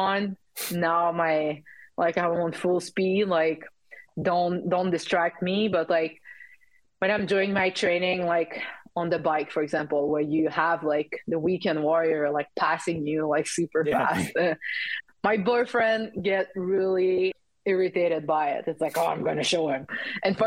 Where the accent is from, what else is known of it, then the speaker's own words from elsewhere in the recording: Saguenay, Quebec, Canada; English is a second language; also born or lived in Calgary, Alberta; now in Quebec City, Canada; I'm from Saguenay, which is like 2 hours north of Quebec City.